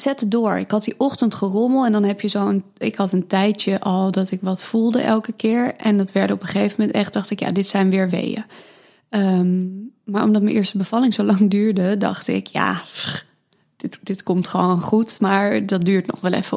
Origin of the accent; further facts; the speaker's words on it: Amsterdam, North Holland, Netherlands; ik ben opgegroeid in Amsterdam, hier ook geboren